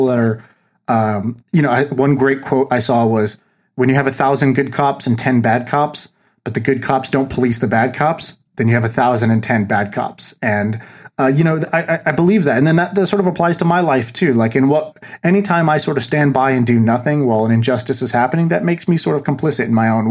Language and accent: English; Tulsa, Oklahoma, United States; I was born in Tulsa, Oklahoma